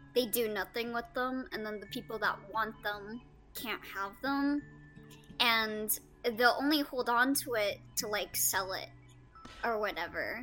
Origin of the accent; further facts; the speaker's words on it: California, United States; I'm a Californian